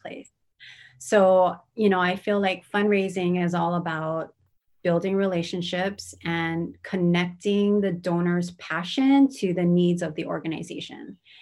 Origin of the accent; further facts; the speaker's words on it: Honolulu, Hawaii, United States; also born or lived in Kumamoto, Japan / Hilo, Hawaii; I grew up in Manoa